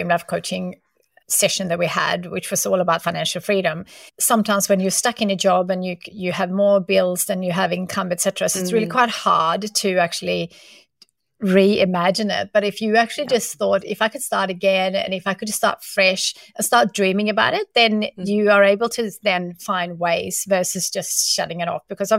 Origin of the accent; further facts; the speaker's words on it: Sweden; now in Australia; I remember when I moved from Sweden to Australia, you know, we're not making a lot of money back then.